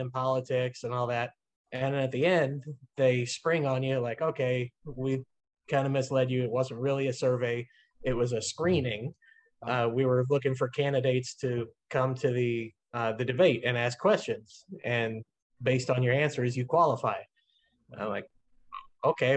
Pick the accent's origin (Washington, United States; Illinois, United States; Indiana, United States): Illinois, United States; Granite City; also born or lived in Belleville, Illinois; my hometown of Granite City